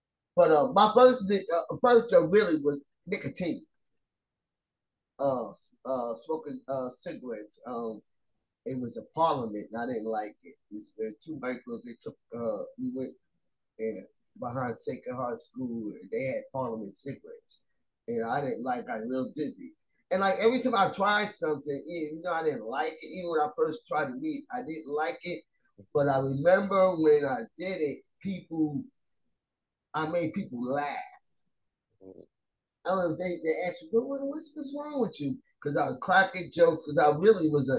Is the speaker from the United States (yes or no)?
yes; New York City, New York, United States; I grew up in Staten Island, and I didn't grow up in the projects